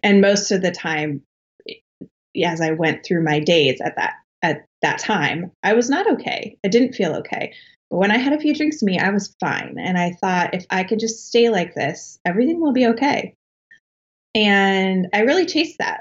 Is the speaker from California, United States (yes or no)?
no; Colorado, United States; moved away as an adult; now in Boston, United States; I was born and raised in Colorado, in uh, like a small town south of Denver